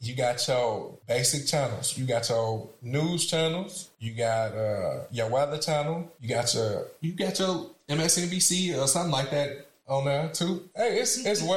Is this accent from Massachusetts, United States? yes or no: no; Chicago, Illinois, United States; I'm from Chicago.